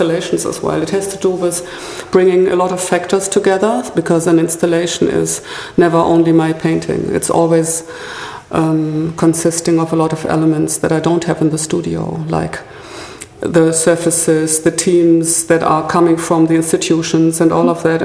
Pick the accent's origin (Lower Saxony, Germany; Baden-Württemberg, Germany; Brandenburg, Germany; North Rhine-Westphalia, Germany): North Rhine-Westphalia, Germany; Ruhr area; also born or lived in Freiburg; now in Berlin, Germany; I grew up in the Ruhr area, which is a little bit like Manchester, Liverpool, a very densely populated area with coal mining, car industry and steel industry